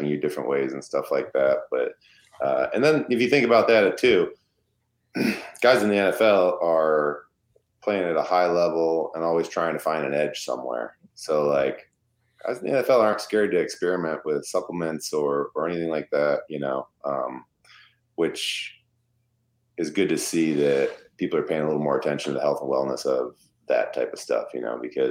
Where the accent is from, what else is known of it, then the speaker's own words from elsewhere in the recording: Michigan, United States; I'm from Michigan.